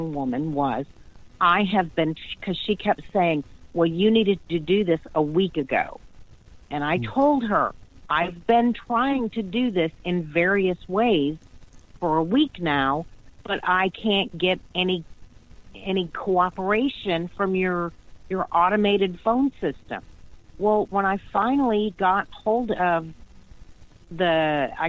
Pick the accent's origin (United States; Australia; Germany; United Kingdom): United States; the South; I'm from the South, and we speak really slow